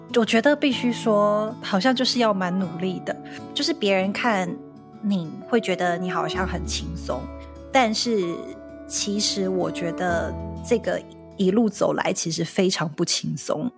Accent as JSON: {"language": "Chinese", "country": "Taiwan", "accent": "Taiwanese", "moved": "as an adult", "lives_now": "United States", "said": "我的口音不是美式的口音，或是我的台湾腔或台湾的口音"}